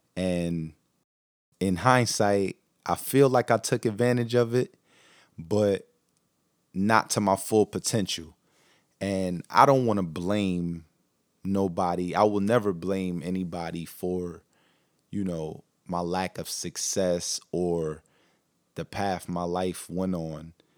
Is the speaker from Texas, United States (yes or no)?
no; Newark, New Jersey, United States; also born or lived in Brooklyn, New York; I was born in Newark, New Jersey, um, but we lived in Brooklyn, New York